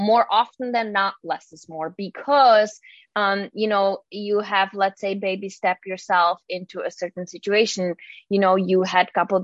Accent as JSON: {"language": "English", "country": "Czechia", "moved": "yes", "said": "I'm originally from the Czech Republic, so I have a little weird name."}